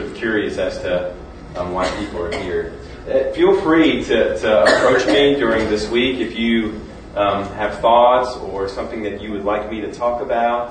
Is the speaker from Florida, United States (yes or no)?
no; near Gettysburg, Maryland, United States; I grew up on the Pennsylvania-Maryland border by Gettysburg, just on the Maryland side